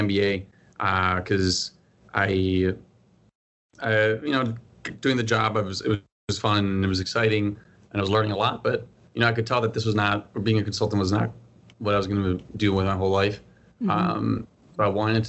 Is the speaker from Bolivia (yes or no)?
yes; Bolivia; moved away as an adult; also born or lived in Maryland, United States; now in United States; I'm originally from Bolivia, born and raised there. I lived there for 18 years before moving to the U.S. for college.